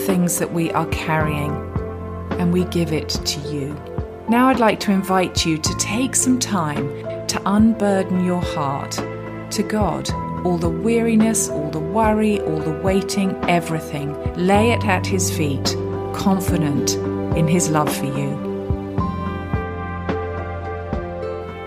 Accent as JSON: {"language": "English", "region": "England", "country": "United Kingdom", "accent": "English", "said": "my English accent"}